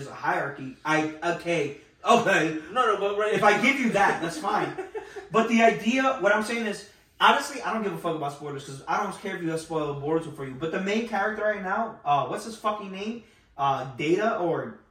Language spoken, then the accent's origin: English; New York City, New York, United States; I was born in the Bronx